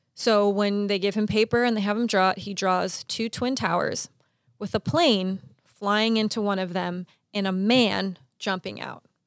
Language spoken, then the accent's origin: English; Pasadena, California, United States; I grew up in Pasadena